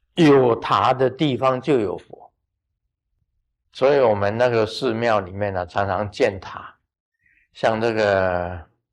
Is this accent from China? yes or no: no; Taiwan; 我们台湾话叫做五天暗地